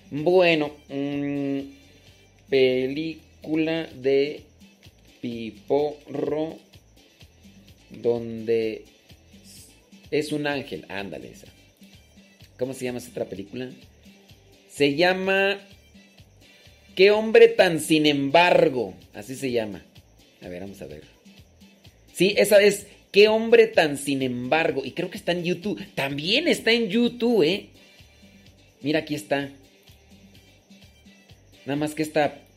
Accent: Huatulco, Oaxaca, Mexico; Soy de Huatulco, Oaxaca.

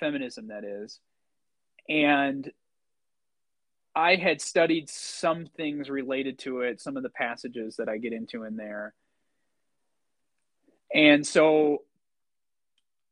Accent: United States; growing up in the United States

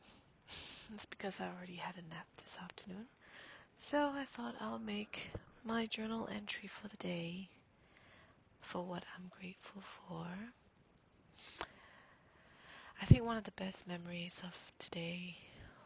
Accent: Singapore; moved away; I'm from Singapore

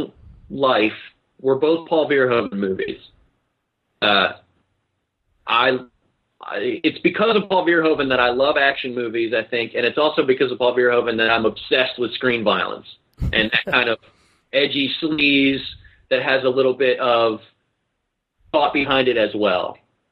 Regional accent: Baltimore, Maryland, United States; now in Seattle, United States; where I grew up in Baltimore

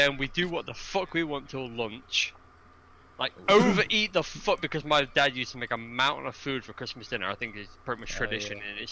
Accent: United Kingdom; we're British.

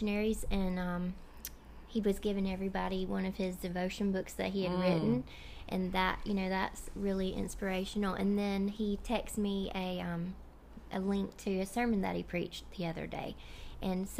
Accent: Clarkville, United States; I'm from Clarkville. Mm-hmm. So I live out in the middle of nowhere

